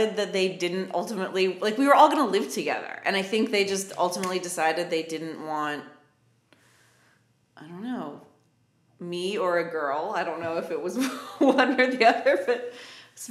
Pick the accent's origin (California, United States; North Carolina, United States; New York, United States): New York, United States; Syracuse; moved away as an adult; also born or lived in Los Angeles; my hometown